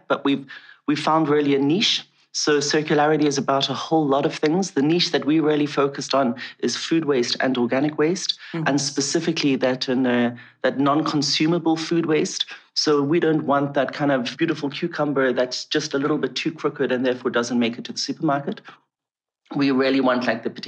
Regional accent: South Africa; when I was a kid, I grew up in South Africa

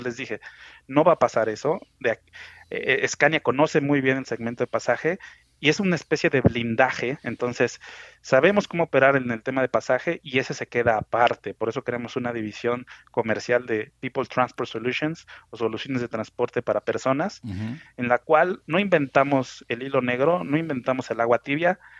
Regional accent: Mexico City, Mexico; soy mexicano, nací en la Ciudad de México

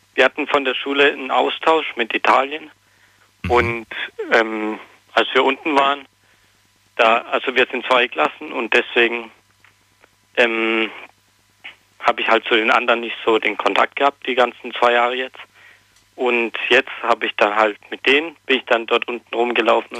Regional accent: near Potsdam, Brandenburg, Germany; Ich komme aus Neuling, also bei Potsdam in der Nähe

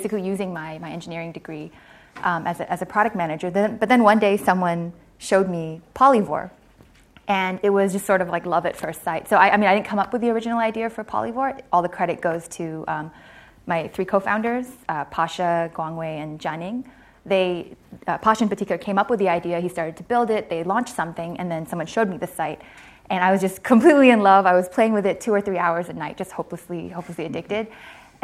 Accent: Hong Kong; moved away as an adult; also born or lived in Stanford, California; I grew up in Hong Kong.

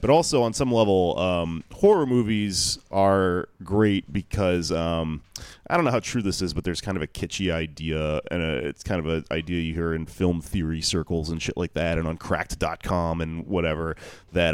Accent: Houston, Texas, United States; now in New York, United States; Houston, my hometown

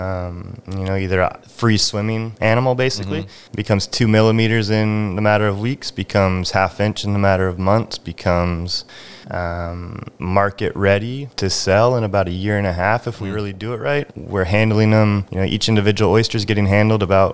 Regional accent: Drayton Harbor, Washington, United States; moved away as an adult; also born or lived in California; I'm 6 years old walking around eelgrass beds out in Drayton Harbor.

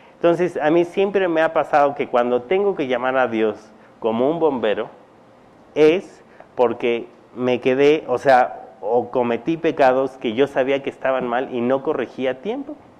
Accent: Mexico; cuando yo nací mi papá estaba en Estados Unidos, mi mamá aquí

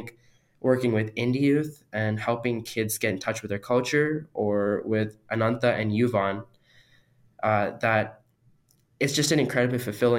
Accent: India; born there; I was born in India and I've gone there several times. I've lived there for months at a time over summer vacation.

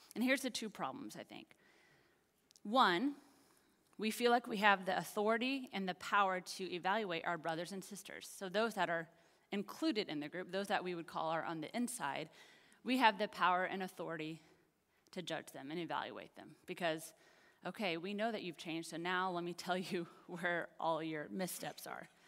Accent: Kansas, United States; now in Texas, United States; I'm from Kansas.

